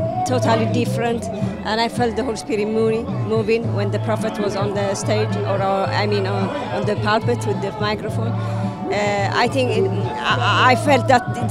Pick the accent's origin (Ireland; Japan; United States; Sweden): Sweden; Stockholm, Stockholm County; I'm coming from Stockholm, also Sweden